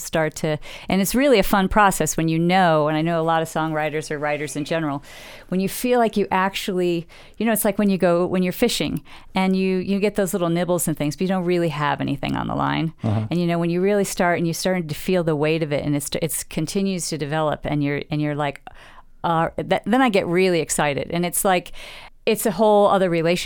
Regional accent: Western New York, United States; moved away; the homestead that I grew up in back in Western New York

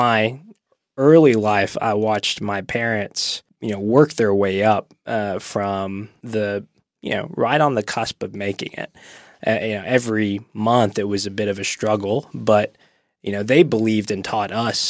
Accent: East Ridge, Tennessee, United States; I grew up in Eastridge, Tennessee, and my dad immigrated from Thailand and moved to this country whenever he was quite young, 9 or 10 years old.

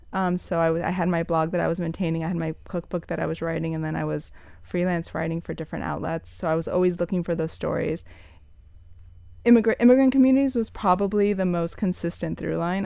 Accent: Miami, Florida, United States; also born or lived in New York; Born and raised in Miami. Left for New York when I was eighteen to study

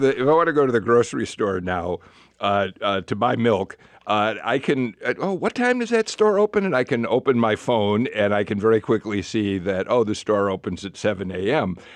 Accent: Chicago, Illinois, United States; now in Atlanta, United States; I grew up in Chicago

